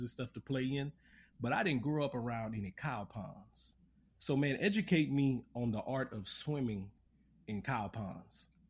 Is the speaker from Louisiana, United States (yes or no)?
yes; Lafayette, Louisiana, United States; I grew up in Lafayette